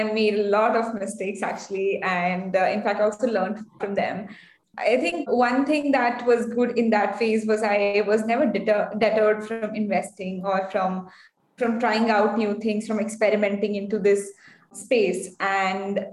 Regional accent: India; also born or lived in Bangalore; I come from India. I'm based in Bangalore

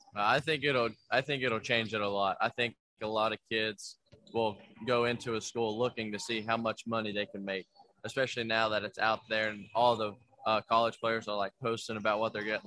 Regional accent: Kentucky, United States; I'm from Kentucky. I live an hour from Kentucky

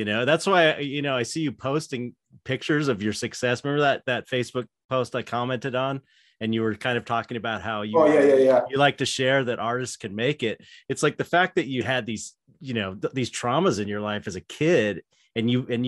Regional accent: United States; being an American

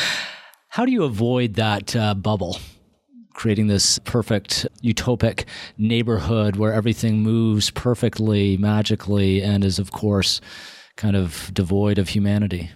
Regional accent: Toronto, Ontario, Canada; I grew up in Toronto, uh, first part of my, uh, life in Scarborough

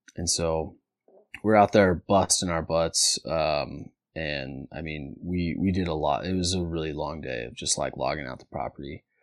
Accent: near the California border, United States; also born or lived in Sacramento, California; so I was born in Sacramento, California, and then, uh, when I was one year old, um, my folks, they didn't wanna raise their kids in the city, so we moved to a really small, small town, um, about, um, clo-, about an hour south of Ashland, so just right into the California border.

